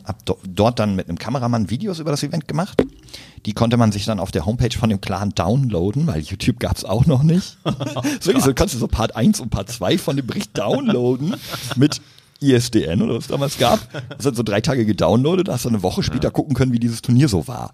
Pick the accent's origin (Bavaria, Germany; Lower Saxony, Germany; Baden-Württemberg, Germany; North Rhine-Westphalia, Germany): North Rhine-Westphalia, Germany; Münsterland; also born or lived in Berlin; geboren in Berlin, aufgewachsen im wunderschönen Münsterland, in einem kleinen Ort, dort zur Schule gegangen